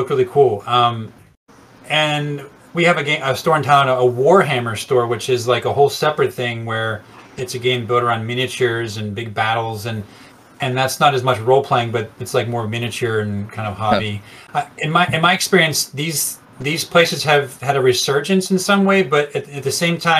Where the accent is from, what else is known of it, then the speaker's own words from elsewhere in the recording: Pittsburgh, Pennsylvania, United States; when I was growing up in Pittsburgh